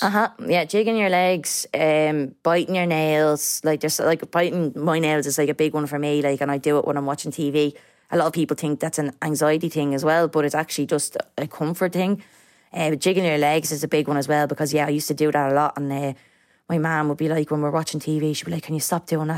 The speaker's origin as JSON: {"language": "English", "town": "Dublin", "region": "Leinster", "country": "Ireland", "tie": "born or raised there", "said": "I grew up in Coolock, uh, with my mom"}